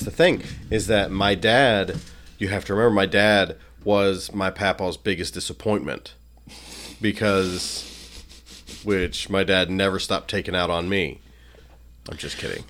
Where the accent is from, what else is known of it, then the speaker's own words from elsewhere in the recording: Arkansas, United States; I was from Arkansas, and I was super white trash